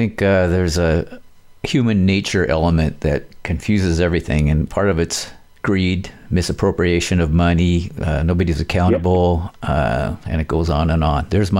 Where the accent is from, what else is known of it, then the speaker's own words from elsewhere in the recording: Aberdeen, Washington, United States; Kurt came from my hometown, Aberdeen